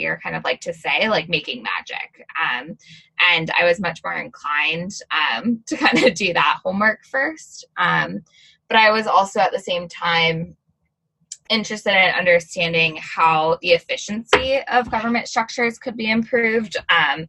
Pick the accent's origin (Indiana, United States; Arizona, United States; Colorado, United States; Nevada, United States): Arizona, United States; moved away; I'm originally from Arizona. So growing up in high school, I joined my mayor's youth council